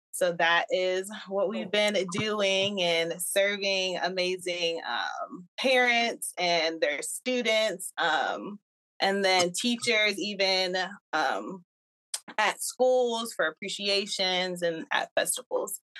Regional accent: New Jersey, United States; now in Georgia, United States; And we're originally from Jersey.

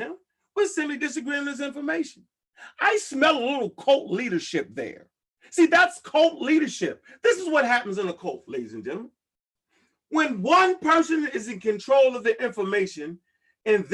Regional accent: Baltimore, Maryland, United States; I'm from Baltimore, Maryland, and I was surrounded by the wolves and the snakes

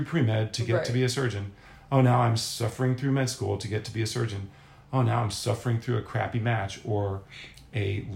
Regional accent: Philadelphia, Pennsylvania, United States; moved away as an adult; also born or lived in Manhattan / Charlottesville; Philadelphia, Pennsylvania, where I'd spent my entire life

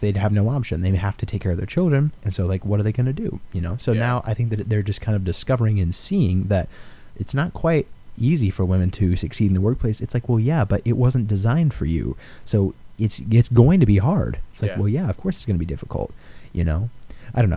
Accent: Alaska, United States; I am from Alaska

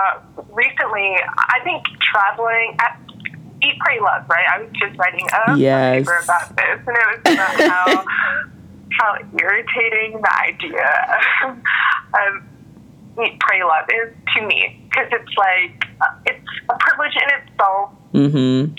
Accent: United States; now in Washington, D.C., United States; I'm from the U.S.

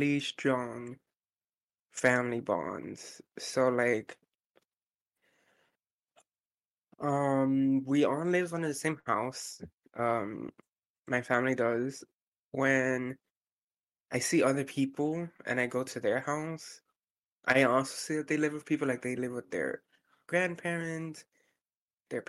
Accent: United States; I'm the first American out of, I don't know how many generations, to be honest. My family were the first ones to migrate over

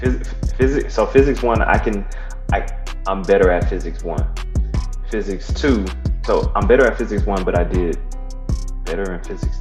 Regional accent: Atlanta, Georgia, United States; I'm from Atlanta, East Side, all day.

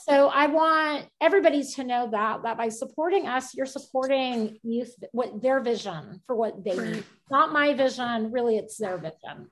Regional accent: Houston, Texas, United States; now in Kendall County, United States; I'm originally from Houston.

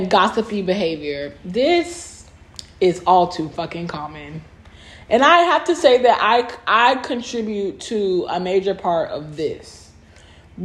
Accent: Southern California, United States; now in Dallas, United States; I'm from Southern California

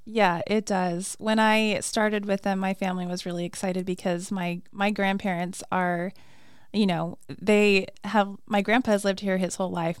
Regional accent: Flagstaff, Arizona, United States; also born or lived in Phoenix, Arizona; I'm originally from Flagstaff

